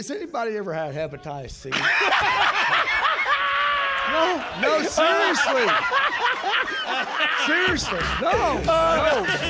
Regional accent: Indiana, United States; I'm from Indiana.

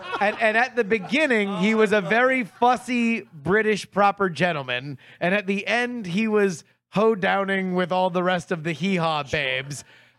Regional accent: Fort Lauderdale, Florida, United States; moved away; Growing up in Fort Lauderdale

